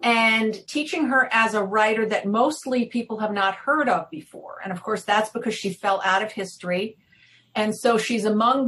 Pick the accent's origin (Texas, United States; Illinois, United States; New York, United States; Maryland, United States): New York, United States; accent: New York; I'm not an Ohio native. And I'm not. I'm from New York, although I've lost, believe it or not, I've lost a lot of my accent. But they can tell I'm an outsider.